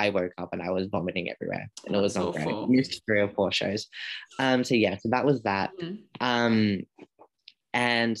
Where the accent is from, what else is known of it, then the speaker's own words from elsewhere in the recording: Australia; I'm Australian